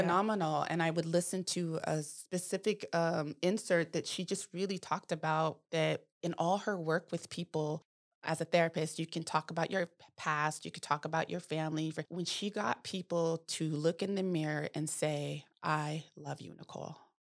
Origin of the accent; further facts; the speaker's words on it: Manteca, California, United States; I grew up in Manteca